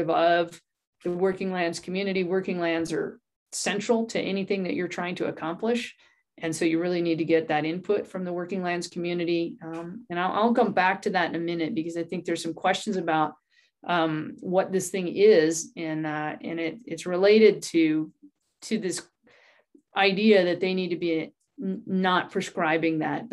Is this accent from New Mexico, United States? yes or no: yes; New Mexico, United States; moved away as an adult; also born or lived in Southern Colorado; now in Santa Fe, United States; My background is I grew up in New Mexico, and then I ended up managing a ranch in Southern Colorado for about 16 years